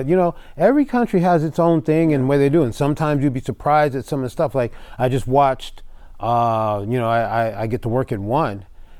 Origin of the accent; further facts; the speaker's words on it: Pasadena, California, United States; I grew up right here. I'm from LA area. I grew up here in Pasadena. I've lived a few spots around the LA area, but basically, you know, even though I've got to travel a lot, I've never really lived anywhere else but here.